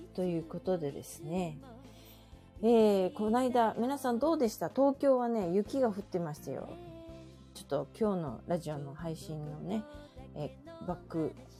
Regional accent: Okayama, Japan; now in Tokyo, Japan; うちの実家の方、岡山ね

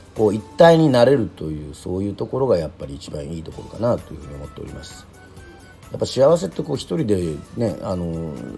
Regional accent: Yoron, Kagoshima, Japan; 生まれも育ちも世論で

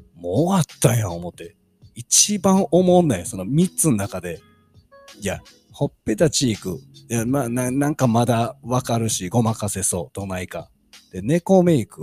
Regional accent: Kansai, Japan; 関西人なんで

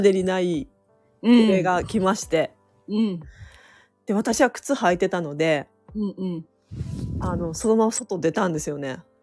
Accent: Noto, Ishikawa, Japan; now in Kanazawa, Japan; 私たちの実家は能登なんですね

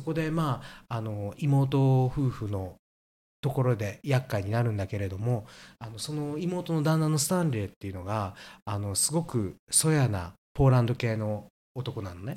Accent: Kansai, Japan; 私たち関西なんです

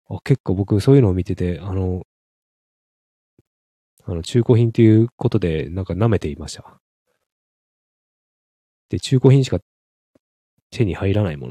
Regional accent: Hakodate, Hokkaido, Japan; まあ、北海道の、まあ、函館の方の出身なんでね

